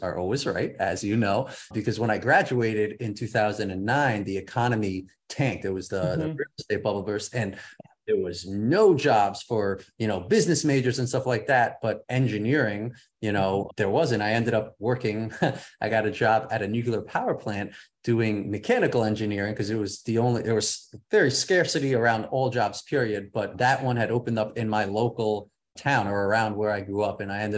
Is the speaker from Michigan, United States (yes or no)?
no; Hudson Valley, upstate New York, United States; moved away as an adult; now in Venice, California, United States; I grew up in upstate New York, Hudson. Well, I say upstate for anyone in the city. I grew up in Hudson Valley, about an hour and a half north of the city. And then I lived in the city for about 8 years before moving out here 3 years ago.